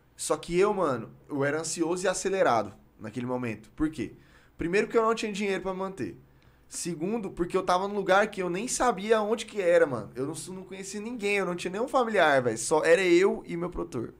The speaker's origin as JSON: {"language": "Portuguese", "town": "Palmeiras de Goiás", "region": "Goiás", "country": "Brazil", "tie": "born or raised there", "also_born_or_lived": "Goiânia", "accent": "Goiás", "said": "sou de Goiânia, nasci em Goiânia, mas aí eu mudei pra Palmeiras."}